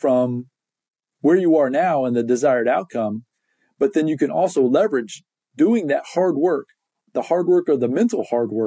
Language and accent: English; Indiana, United States; I can remember growing up in Indiana